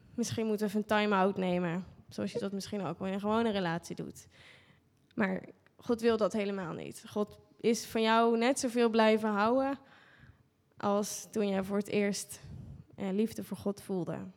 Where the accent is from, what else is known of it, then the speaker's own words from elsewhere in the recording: Netherlands; als Nederlanders